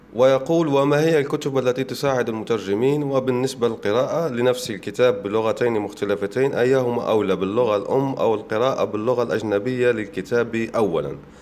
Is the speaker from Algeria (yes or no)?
yes; Oued Souf, El Oued Province, Algeria; من بلدتي من وادي سوف